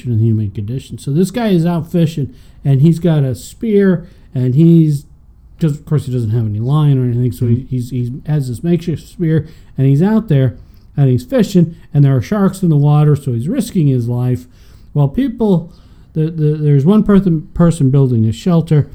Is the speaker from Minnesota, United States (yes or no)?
yes; Minnesota, United States; I grew up in Minnesota